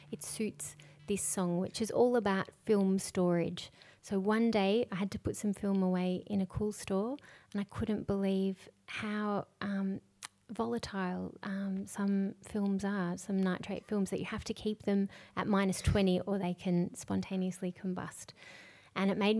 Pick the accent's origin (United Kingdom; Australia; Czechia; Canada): Australia; Yarraville, Victoria; I grew up in Yarraville, which is next to Spotswood.